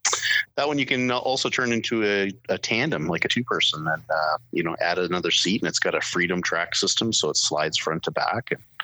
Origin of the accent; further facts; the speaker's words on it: Nova Scotia, Canada; now in Ontario, Canada; So I grew up in Atlantic Canada. So I'm from Nova Scotia